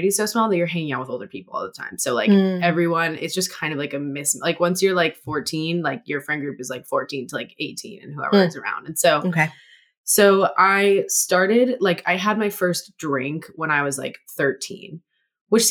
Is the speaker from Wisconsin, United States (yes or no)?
no; Hawaii, United States; also born or lived in Los Angeles; now in Seattle, United States; I grew up in Hawaii